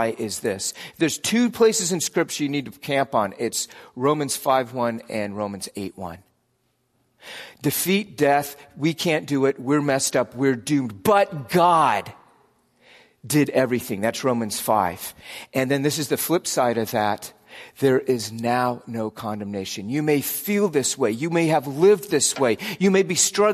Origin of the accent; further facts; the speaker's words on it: United States; my default American identity was just always beneath the surface.